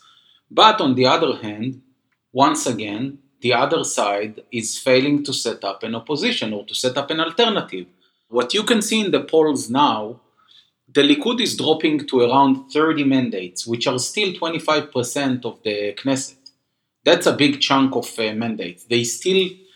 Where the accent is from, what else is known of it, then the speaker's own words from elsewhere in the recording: Jerusalem, Jerusalem District, Israel; I was born and raised in Jerusalem